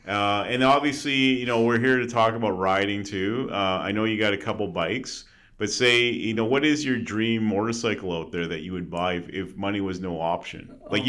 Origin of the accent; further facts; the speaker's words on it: Calgary, Alberta, Canada; I grew up here in Calgary